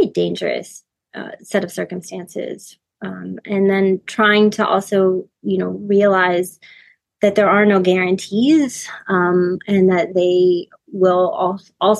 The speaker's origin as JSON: {"language": "English", "country": "United States", "said": "I'm also American"}